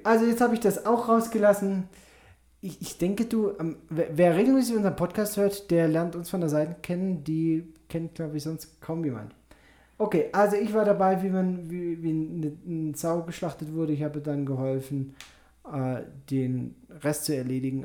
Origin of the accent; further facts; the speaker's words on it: Germany; moved away; bei uns in Deutschland